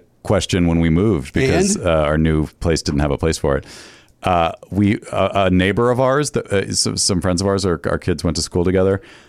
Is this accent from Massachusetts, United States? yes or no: yes; Massachusetts, United States; Like, I grew up in Massachusetts